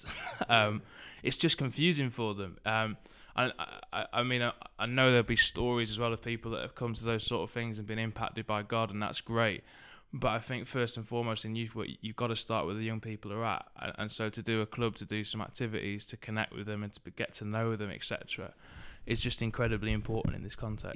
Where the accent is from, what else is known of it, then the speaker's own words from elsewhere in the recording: Southport, North West England, United Kingdom; also born or lived in Liverpool; I grew up in Southport, which is up in the, uh, northwest.